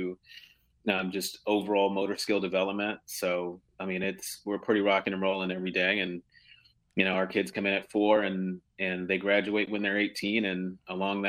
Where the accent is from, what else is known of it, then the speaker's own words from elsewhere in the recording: Philadelphia, Pennsylvania, United States; moved away as an adult; now in Washington, D.C., United States; I wish I could say that I'm a native Washingtonian, but originally from Philadelphia.